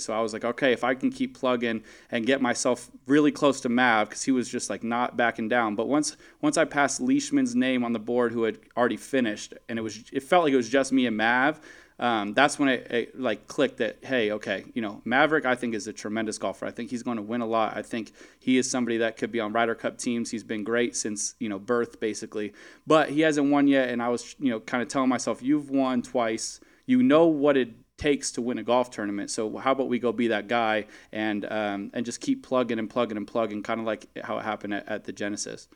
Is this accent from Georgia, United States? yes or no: no; Valencia, California, United States; my hometown, Valencia